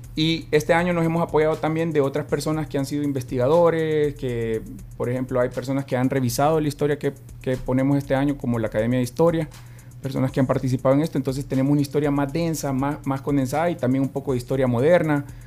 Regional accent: El Salvador; lo que más nos representa como salvadoreños

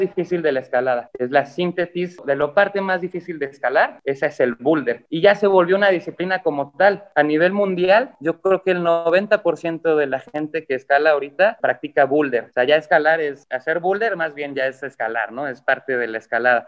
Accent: Mexico; mi mamá es mexicana y yo me considero mexicano

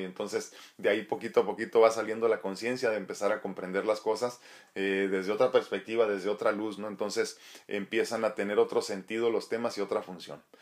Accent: Nayarit, Mexico; moved away; allá en mi estado querido de Nayarit

